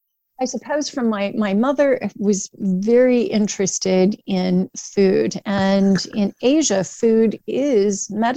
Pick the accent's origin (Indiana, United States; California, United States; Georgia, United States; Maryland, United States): Indiana, United States; Indianapolis; born there; I was born actually in Indianapolis, and my grandparents were very much Hoosiers of many generations.